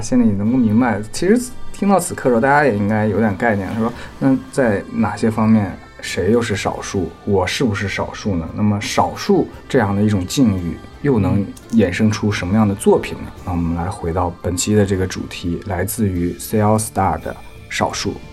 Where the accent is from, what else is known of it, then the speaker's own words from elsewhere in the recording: Northeast China, China; now in Hong Kong; 我们东北人